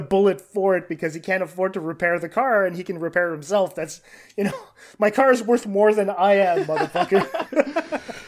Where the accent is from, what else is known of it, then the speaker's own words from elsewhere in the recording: Canada; I'm Canadian